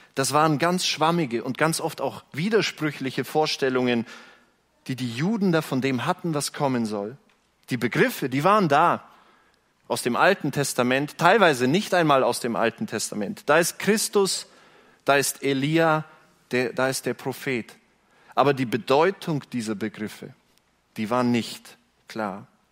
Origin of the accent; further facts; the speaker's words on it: Günzburg, Bavaria, Germany; ich bin Bayer. Ich komme nicht von hier, ich komme von dort, jenseits der Grenze